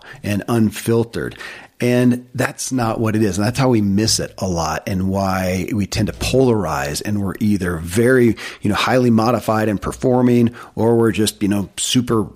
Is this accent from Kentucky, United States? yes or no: yes; Kentucky, United States; born or raised there